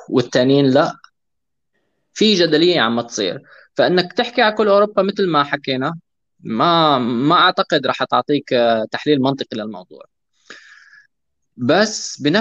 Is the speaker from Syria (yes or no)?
yes; Syria; العنصريه اللي واجهناها نحن كسوريين بسوريا